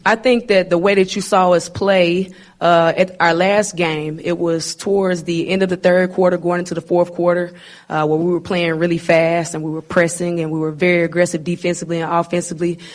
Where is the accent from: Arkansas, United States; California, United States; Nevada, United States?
Arkansas, United States; I'm a Arkansas kid, and, uh, you know, I'm born and raised in Arkansas.